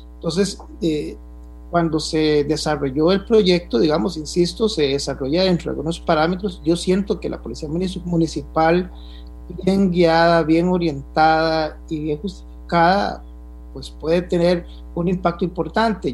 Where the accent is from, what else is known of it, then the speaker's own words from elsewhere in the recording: Costa Rica; como buen tico